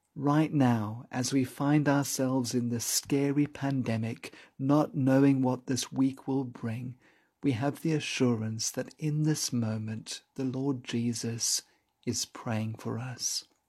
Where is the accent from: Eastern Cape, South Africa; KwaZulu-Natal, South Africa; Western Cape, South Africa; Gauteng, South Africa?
Gauteng, South Africa; Johannesburg; When I was growing up in Johannesburg as a child